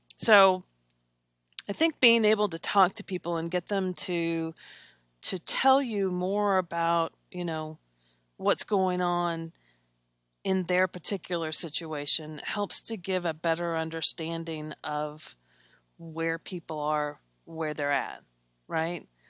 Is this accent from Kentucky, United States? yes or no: yes; Versailles, Kentucky, United States; now in Lexington, United States; I grew up in Versailles, Kentucky. It's a small town